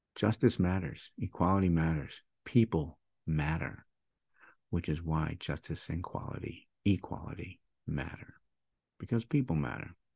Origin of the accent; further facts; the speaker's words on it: Michigan, United States; I was born and raised in Michigan